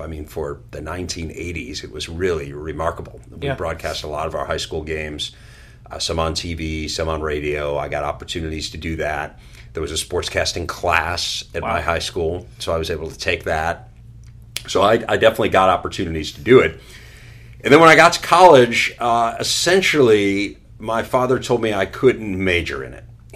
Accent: Chicago, Illinois, United States; growing up in Chicago, you know, we had Harry Carey and Jack Brickhouse

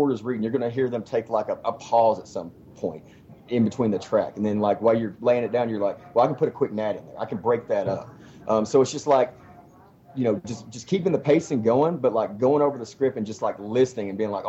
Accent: Paducah, Kentucky, United States; Paducah, Kentucky.

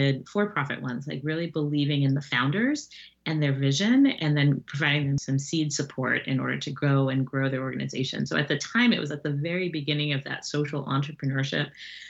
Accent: Jamaica; I am Jamaican

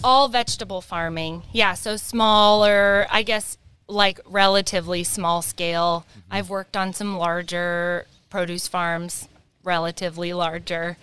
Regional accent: Whatcom County, Washington, United States; I grew up in Whatcom County.

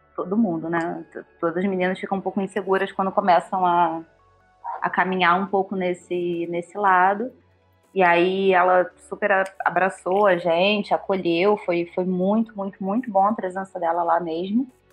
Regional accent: Rio de Janeiro, Brazil; moved away as an adult; now in São Paulo, Brazil; eu sou do Rio, vim para cá para trabalhar

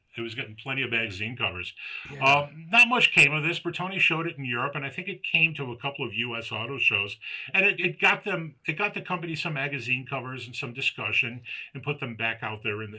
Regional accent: United States; I'm an American

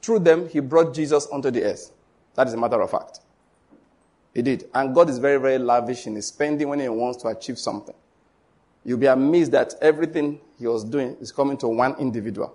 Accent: Western Nigeria, Nigeria; I'm from Western Nigeria

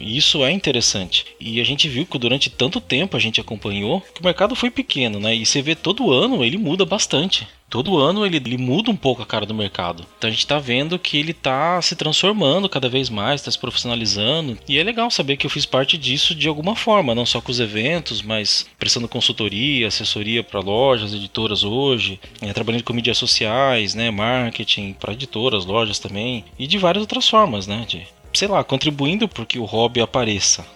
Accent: Piracicaba, São Paulo, Brazil; Eu sou de interior de São Paulo, Piracicaba, então fiz lá os encontros, é, encontro Piracicabano, primeiro e segundo de RPG, eu era moleque ainda, tava no colegial

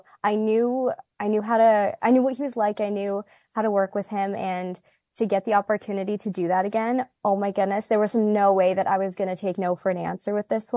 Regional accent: Canada; us Canadians

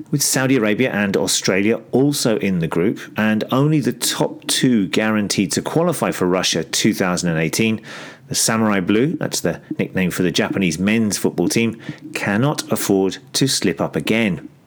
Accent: Greece; I'm from Greece.

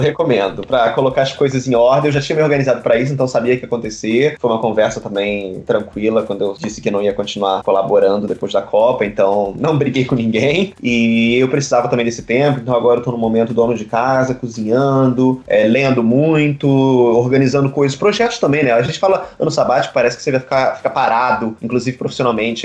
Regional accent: Rio de Janeiro, Brazil; moved away as an adult; also born or lived in Moscow, Russia; now in Brussels, Belgium; Então, eu sou do Rio de Janeiro, mais precisamente do bairro de Campo Grande, subúrbio, zona oeste do Rio de Janeiro. Passei 18 anos da minha vida

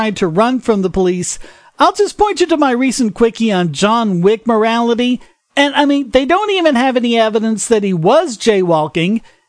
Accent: North Carolina, United States; my home state of North Carolina, actually about an hour from me up in Asheville

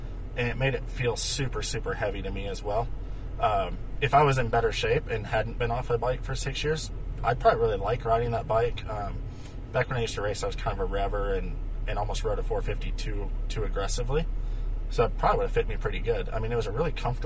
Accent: Iowa, United States; now in Minnesota, United States; I live in Minnesota now. I grew up in Iowa

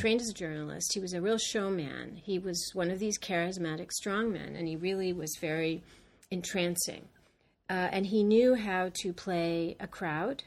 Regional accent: Los Angeles, California, United States; now in New York, United States; I grew up in California

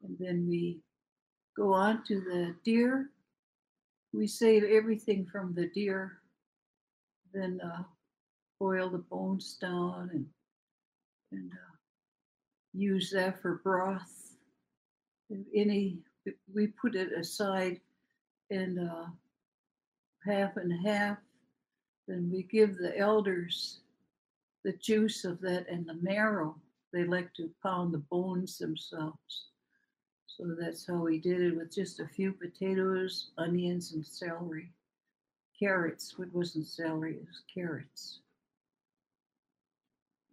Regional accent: Port Simpson, British Columbia, Canada; moved away as an adult; now in Metlakatla, United States; I've been here in Metlakatla for 64 years. I come from Port Simpson, B.C.

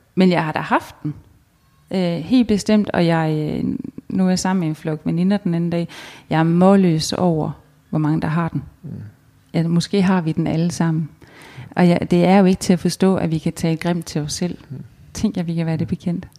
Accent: Denmark

